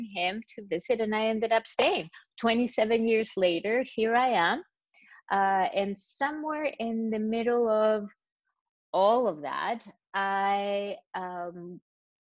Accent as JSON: {"language": "English", "country": "Chile", "tie": "born or raised there", "also_born_or_lived": "Costa Rica", "second_language": "English", "moved": "as an adult", "lives_now": "New York, United States", "said": "I was born and grew up in Chile."}